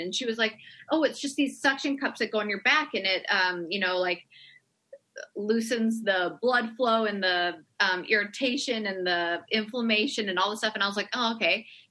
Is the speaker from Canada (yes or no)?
yes; Canada